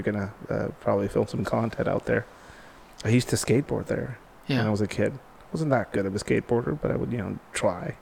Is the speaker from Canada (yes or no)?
no; Tijuana, Baja California, Mexico; I grew up skateboarding in Tijuana, didn't have a lot.